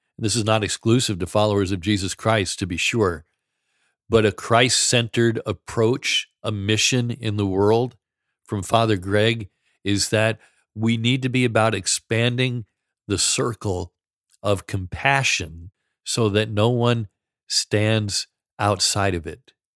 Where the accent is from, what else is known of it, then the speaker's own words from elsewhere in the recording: New York, United States; I grew up in New York, the son of an Irish Catholic father